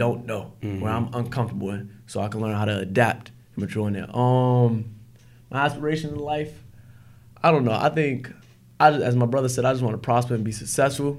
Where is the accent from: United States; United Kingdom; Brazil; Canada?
United States; Newark, New Jersey; My life growing up in Newark